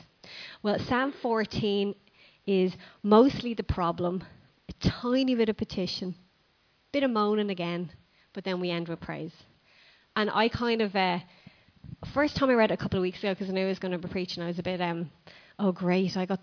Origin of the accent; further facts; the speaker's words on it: Ireland; Even as Irish people, we go, hi, how are you?